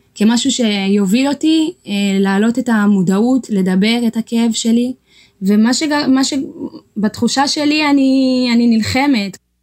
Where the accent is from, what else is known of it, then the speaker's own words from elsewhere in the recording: Shire, Tigray, Ethiopia; now in Israel; בשירה, בעיר הולדתי בתיגראי